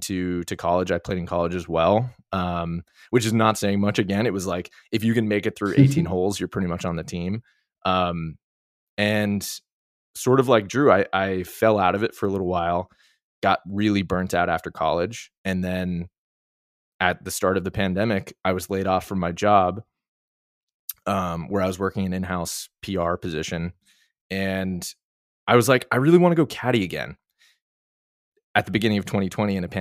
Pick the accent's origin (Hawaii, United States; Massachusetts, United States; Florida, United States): Massachusetts, United States; outside of Boston; I grew up outside of Boston with not a lot of money